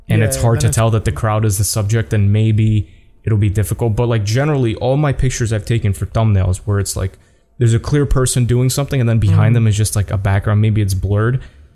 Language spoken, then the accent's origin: English; Canada; I'm from Canada. I'm sorry. I didn't know.